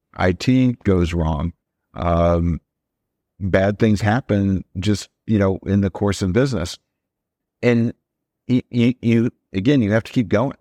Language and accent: English; Iowa, United States; We're both from Iowa.